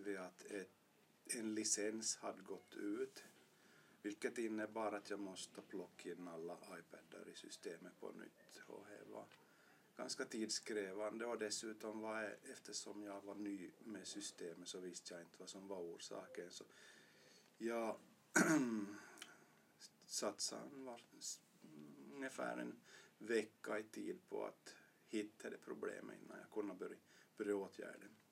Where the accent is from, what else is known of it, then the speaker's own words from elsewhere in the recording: Vörå, Ostrobothnia, Finland; also born or lived in Jakobstad / Vasa; jag är född i Bertby gick i Vörå högstadium